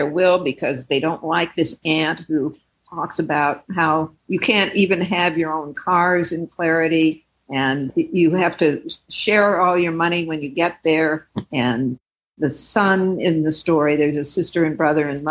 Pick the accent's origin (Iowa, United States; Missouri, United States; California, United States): Missouri, United States; St. Louis; now in Oakland, United States; I grew up in St. Louis where there was a large group of African Americans